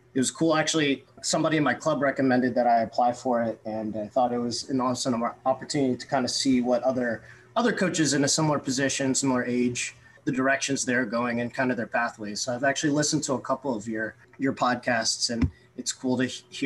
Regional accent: Fairfax, Virginia, United States; I grew up actually in Northern Virginia and born kind of and raised Fairfax, Virginia, to be specific.

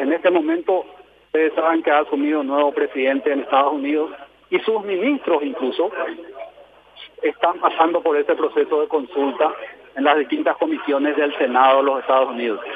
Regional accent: Paraguay; como paraguayos

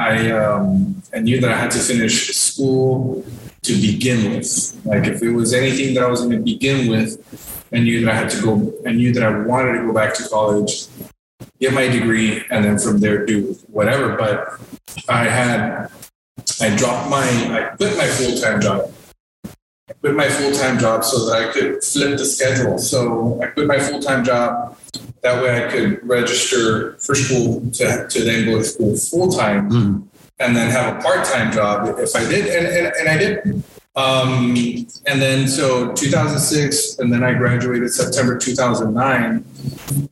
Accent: Encauchosa, Texas, United States; I am originally from Encauchosa

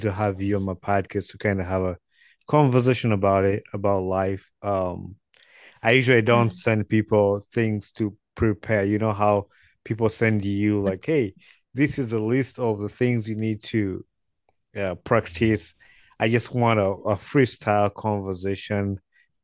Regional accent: Wakiso, Central Region, Uganda; I'm from Uganda too. I'm from Wakiso. So that's where I was born and raised.

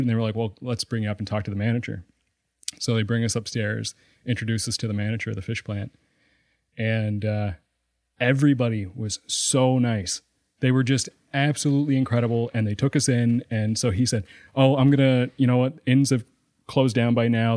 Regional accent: Sydney Mines, Nova Scotia, Canada; I'm from Sydney Mines

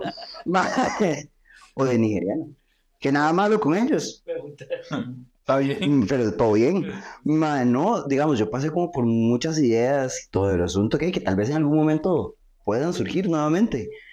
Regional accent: Costa Rica; yo soy de Costa Rica

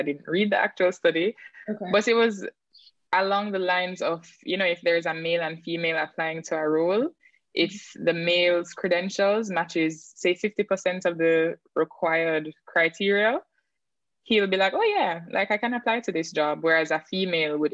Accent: St. Ann, Saint Ann, Jamaica; also born or lived in Kingston, Jamaica; when I was growing up in St. Anne, I didn't have cable television

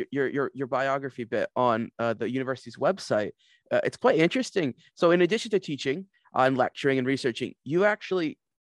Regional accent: United States; now in Aberdeen, United Kingdom; And as an American, Desert Island Discs was quite a foreign concept to me

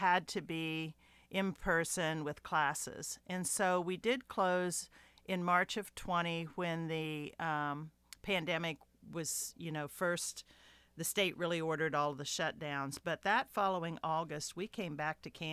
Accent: Marietta, Ohio, United States; moved away; also born or lived in Houston; I'm from Marietta, Ohio, and I have my daughter lives there

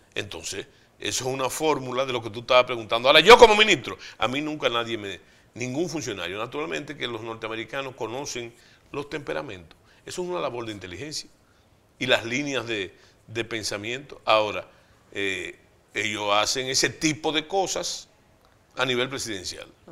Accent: Santiago de los Caballeros, Santiago, Dominican Republic; yo vengo de Santiago y Santiago de un barrio, viene mi abuelo, que es la joya de Santiago

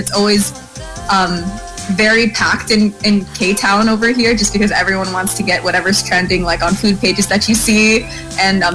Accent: United States; I'm American, and I'm 21 years old.

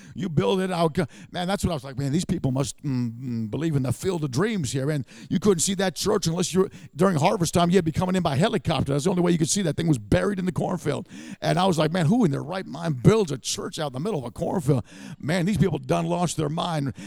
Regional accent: New York City, New York, United States; moved away as an adult; now in Southern California, United States; i grew up in new york city

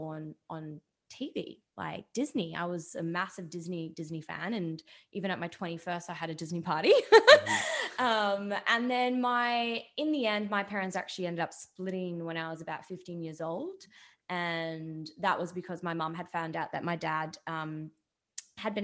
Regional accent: Dubai, United Arab Emirates; I grew up in a very different Dubai, because when I grew up in Dubai, it was nothing but desert

